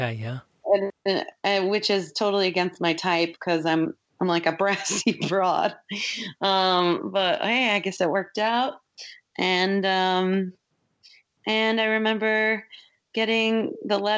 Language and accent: English; Hingham, Massachusetts, United States; I'm from a small town outside of Boston called Hingham, Massachusetts.